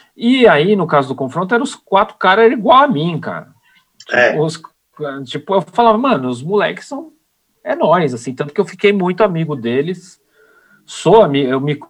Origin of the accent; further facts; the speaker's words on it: São Paulo, Brazil; eu sou de São Paulo